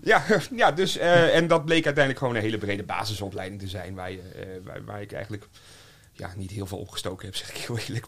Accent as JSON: {"language": "Dutch", "region": "North Groningen", "country": "Netherlands", "moved": "yes", "lives_now": "Haarlem, Netherlands", "said": "ik kom van het platteland, ik kom van, van Noord-Groningen"}